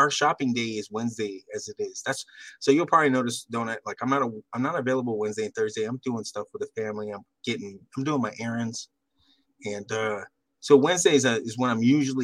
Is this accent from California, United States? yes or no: yes; Central California, United States; now in Texas, United States; I'm more from, you know, Central California. So I'm out in Texas now